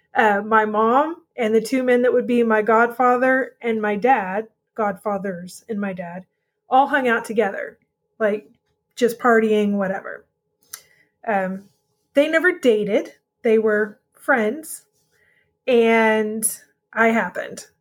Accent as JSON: {"language": "English", "region": "Texas", "country": "United States", "tie": "born or raised there", "said": "grew up in Texas with my mom"}